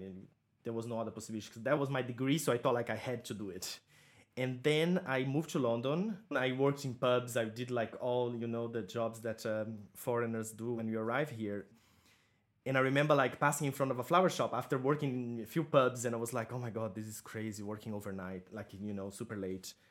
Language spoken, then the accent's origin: English; Santa Catarina countryside, Brazil; born or raised there; moved away; also born or lived in Florianópolis, Brazil